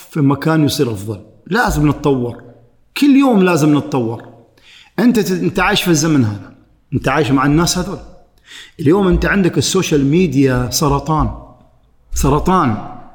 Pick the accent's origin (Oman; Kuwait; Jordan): Oman; انا عماني رايح هناك تراني انا العماني